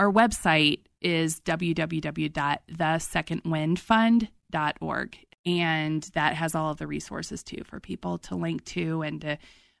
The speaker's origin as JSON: {"language": "English", "region": "Colorado", "country": "United States", "said": "but we are from Colorado, so we know."}